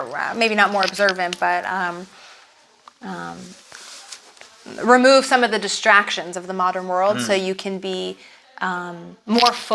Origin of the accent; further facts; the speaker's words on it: United States; moved away as an adult; now in Israel; growing up in America as an Orthodox Jew